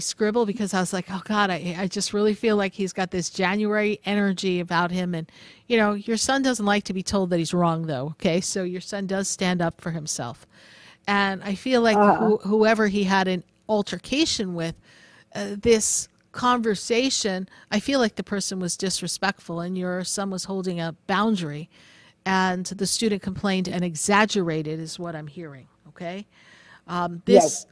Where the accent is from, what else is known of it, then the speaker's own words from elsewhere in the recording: Hartsdale, New York, United States; moved away; It's my old stomping grounds when I grew up in Westchester County, New York, and I was in Hartsdale